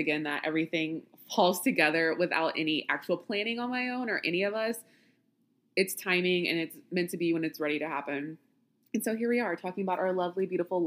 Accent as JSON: {"language": "English", "region": "Louisiana", "country": "United States", "tie": "born or raised there", "said": "I grew up in Louisiana"}